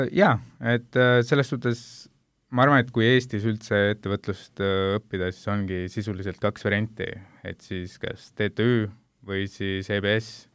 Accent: India; now in Estonia; ma ise olen Indiast pärit

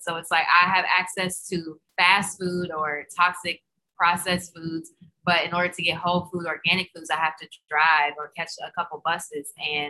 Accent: the South, United States; I mean, we're from the South, so it was like casseroles and chicken and pork and beef and processed foods and crazy desserts

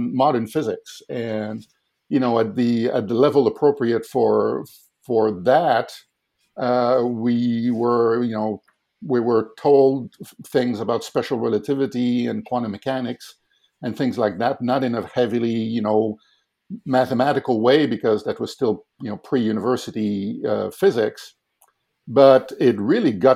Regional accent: Quebec City, Quebec, Canada; I grew up in Quebec City

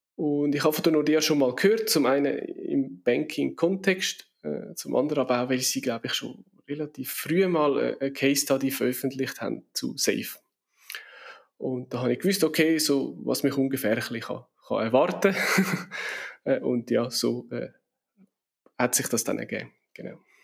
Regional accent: Switzerland; wir in der Schweiz

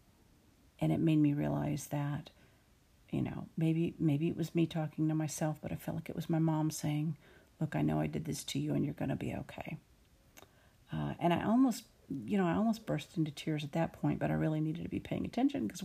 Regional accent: Austin, Texas, United States; now in Dallas, United States; I grew up in and around Austin

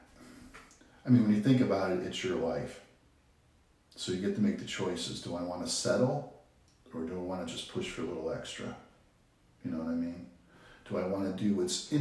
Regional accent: Avon Lake, Ohio, United States; also born or lived in Cleveland, Ohio; we lived on the east side of Cleveland, and we moved out of there when I was 8. And we moved to Avon Lake, which is up near Cleveland, about 20 miles west

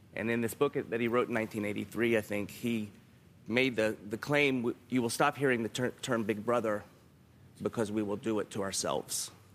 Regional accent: the South, United States; I'm from the South

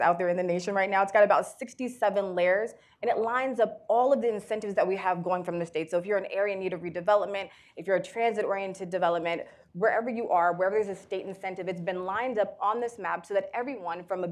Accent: Newark, New Jersey, United States; I'm a girl from Newark. That's where I start, that's where I'll end

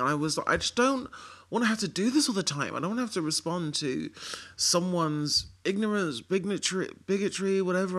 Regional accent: London, United Kingdom; being a Londoner

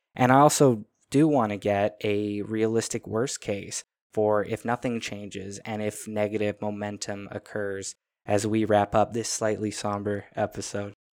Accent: Canada; as a Canadian

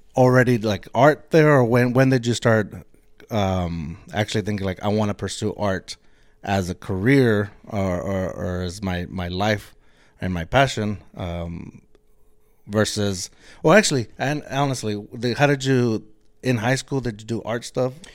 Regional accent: Eagle Pass, Texas, United States; moved away; I grew up, I'm from Eagle Pass, Texas.

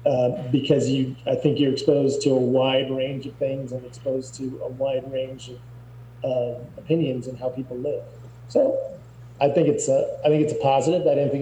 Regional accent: Albuquerque, New Mexico, United States; also born or lived in Santa Fe; I was from Santa Fe. That's the capital of New Mexico and the highest state capital in the United States. But then I moved down to Albuquerque when I was 2.5 or so.

